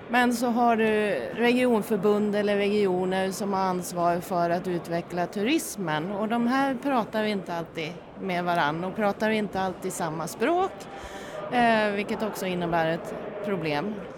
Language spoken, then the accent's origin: Swedish; near Orsa, Dalarna County, Sweden; Och uppe i Orsa som eh, ligger i närheten där jag kommer ifrån